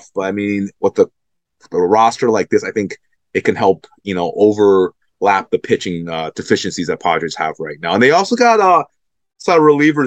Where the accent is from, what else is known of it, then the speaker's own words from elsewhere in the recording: Toronto, Ontario, Canada; Toronto's my hometown